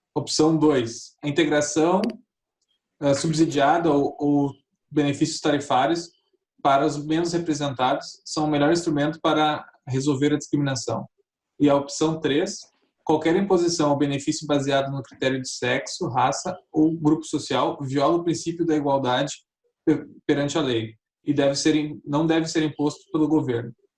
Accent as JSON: {"language": "Portuguese", "country": "Brazil", "said": "como brasileiro"}